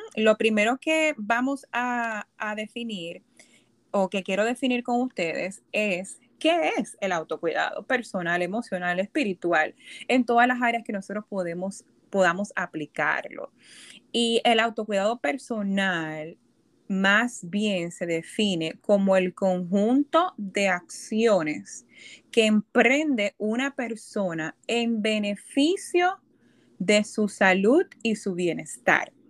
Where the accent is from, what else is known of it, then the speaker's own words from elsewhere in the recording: Puerto Rico; moved away as an adult; also born or lived in Boston, Massachusetts; now in New York, United States; yo nací y me crié en Puerto Rico